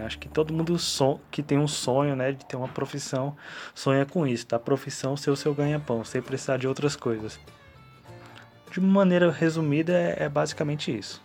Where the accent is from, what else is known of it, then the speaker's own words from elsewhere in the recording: Taguatinga, Federal District, Brazil; eu sou brasiliense, nascido aqui em Itaguatinga mesmo